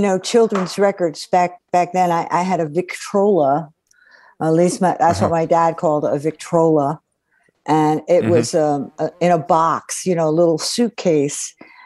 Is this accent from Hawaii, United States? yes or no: no; Hawthorne, New Jersey, United States; also born or lived in Miami, Florida; I was born actually in Miami, but I grew up in Hawthorne, New Jersey, which is just outside of Paterson